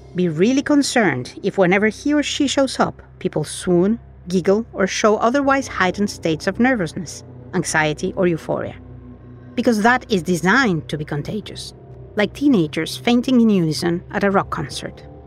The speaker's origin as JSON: {"language": "English", "country": "Mexico", "tie": "born or raised there", "said": "I was raised in Mexico in a high control Catholic group"}